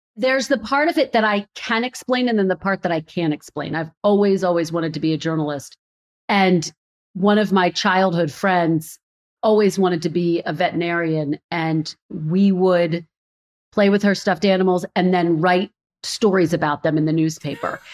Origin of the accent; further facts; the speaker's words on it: Philadelphia, Pennsylvania, United States; moved away as an adult; also born or lived in Redding, California / Providence, Rhode Island / Burbank, California; now in Washington, D.C., United States; Philadelphia, my hometown.